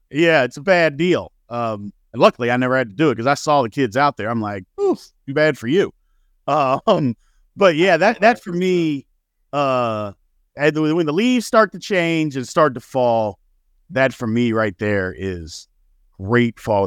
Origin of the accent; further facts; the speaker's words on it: Louisville, Kentucky, United States; now in Texas, United States; I grew up in Louisville